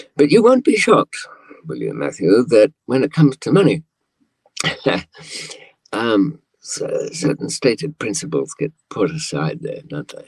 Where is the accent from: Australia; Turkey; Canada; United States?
Australia; accent: old fashioned Australian, somewhat English; moved away; also born or lived in London, United Kingdom; I grew up in Australia for, I suppose, about 15 years